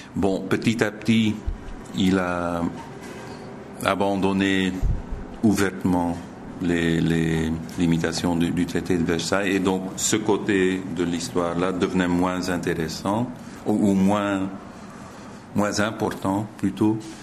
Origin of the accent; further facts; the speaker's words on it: Zolder, Flanders, Belgium; Je suis né à Zolder. J'ai grandi à Zolder, tout près du circuit